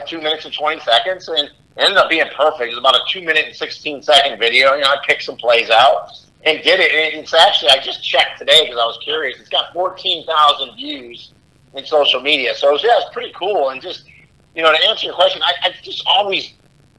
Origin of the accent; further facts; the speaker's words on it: Rochester, New York, United States; moved away as an adult; also born or lived in Massachusetts; now in Orlando, United States; I'm from Rochester, New York, originally. So that's where I went to high school